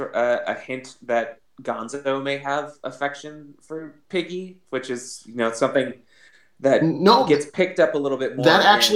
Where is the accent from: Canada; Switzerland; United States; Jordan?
United States; Michigan; growing up in Michigan